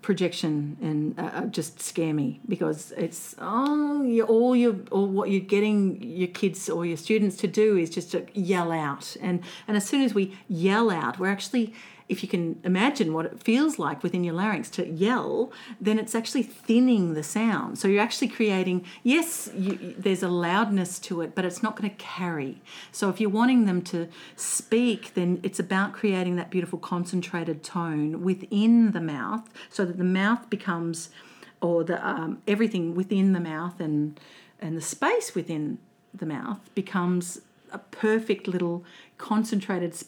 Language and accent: English; Melbourne, Victoria, Australia; accent: flat Victorian vowel; also born or lived in Colac, Victoria; I grew up in the western suburbs of Melbourne